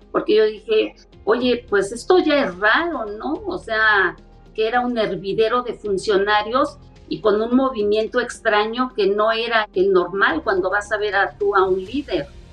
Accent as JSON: {"language": "Spanish", "country": "Mexico", "said": "Nosotros como mexicanos"}